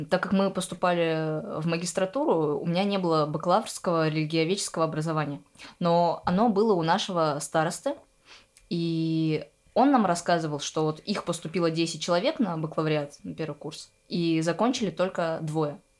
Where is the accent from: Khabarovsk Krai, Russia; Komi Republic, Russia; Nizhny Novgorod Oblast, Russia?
Komi Republic, Russia; Ukhta; moved away as an adult; now in Saint Petersburg, Russia; я из Ухты, Республика Коми.